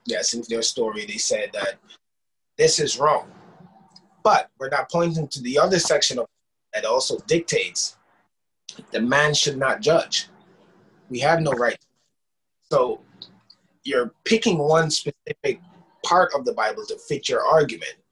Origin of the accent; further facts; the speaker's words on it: Jamaica; people of my generation growing up in Jamaica